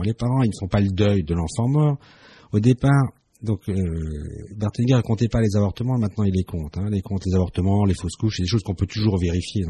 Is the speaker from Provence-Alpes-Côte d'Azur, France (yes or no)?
no; Strasbourg, Grand Est, France; je suis né à Strasbourg, je suis né en France